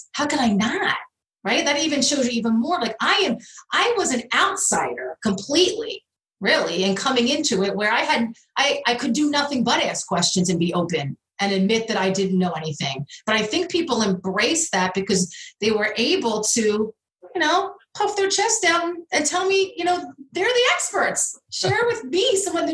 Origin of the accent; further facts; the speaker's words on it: Philadelphia, Pennsylvania, United States; I'm from the Philadelphia area